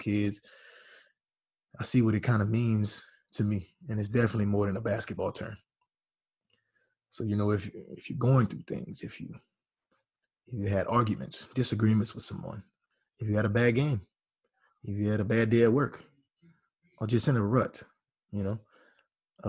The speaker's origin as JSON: {"language": "English", "region": "Louisiana", "country": "United States", "said": "I'm from Caracol, Louisiana, small town in Louisiana."}